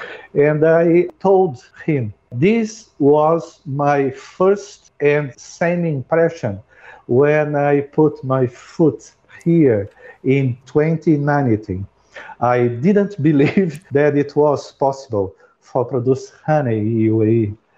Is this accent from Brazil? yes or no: yes; Brazil; English is a second language; now in United Arab Emirates; I came from Brazil and I have 40 years of a beekeeping experience in my life.